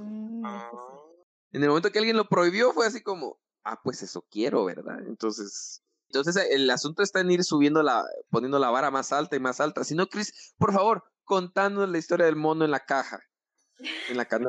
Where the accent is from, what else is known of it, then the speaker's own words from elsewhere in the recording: Guatemala; así somos los chapines